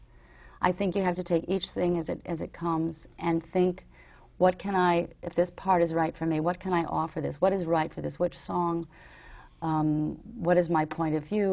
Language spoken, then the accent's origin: English; New York, United States; growing up in New York